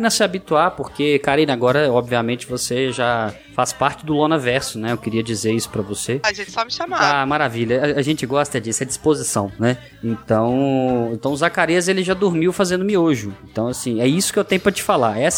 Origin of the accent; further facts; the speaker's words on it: Belo Horizonte, Minas Gerais, Brazil; Eu sou de BH